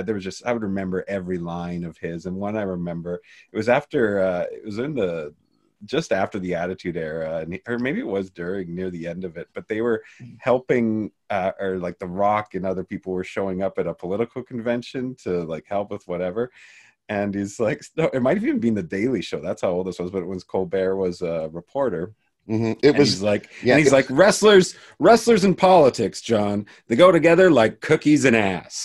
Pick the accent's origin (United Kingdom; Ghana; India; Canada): Canada; Canadian white boy from the outside